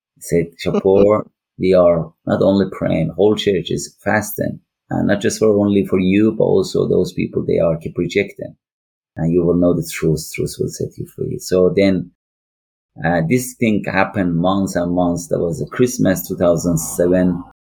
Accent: northwest Iran, Iran; English is a second language; moved away as an adult; now in Liverpool, United Kingdom; I am from Iran. I born in northwest of Iran

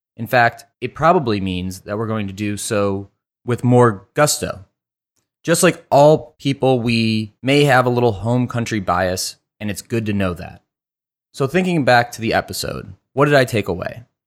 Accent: Cleveland, Ohio, United States; now in Cincinnati, United States; I am from Cleveland originally

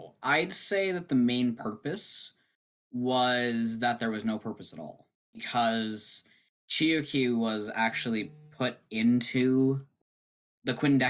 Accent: Canada; I'm a Canadian teenager, homeschooled currently

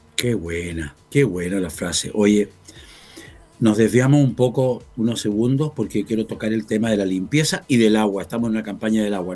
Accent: Chillán, Ñuble, Chile; Chillán, mi tierra

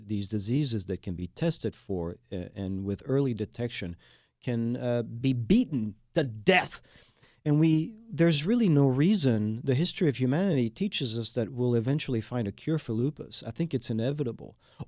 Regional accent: France; now in Houston, United States; I am the Texan from France, and this has been Houston, PA, Houston's public affairs show, Houston Strong.

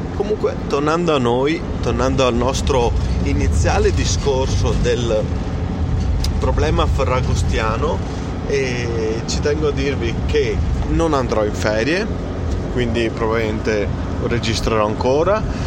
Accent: Italy; noi italiani

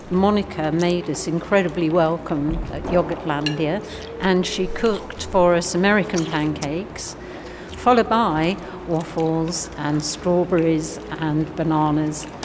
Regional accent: London, United Kingdom; now in Slovenia; I live in Grigé too, but we're originally from England, uh, from London.

